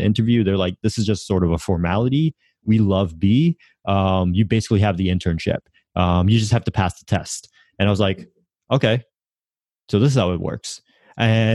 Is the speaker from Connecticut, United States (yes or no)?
yes; Connecticut, United States; And the Hartford is the city next to where I grew up.